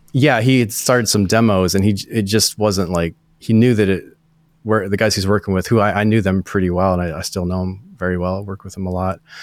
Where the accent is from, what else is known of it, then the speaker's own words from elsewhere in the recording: northern Maine, United States; moved away as an adult; also born or lived in Nashville; I'm from New England, grew up in like northern Maine. It's like way up uh, at the top of Maine